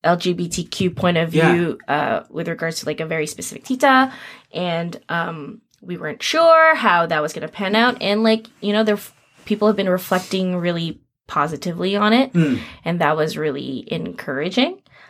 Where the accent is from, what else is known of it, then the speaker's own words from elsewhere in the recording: Philippines; Which I don't know, like as a Filipino artist, before I got together with the Titas and started focusing more on Philippine work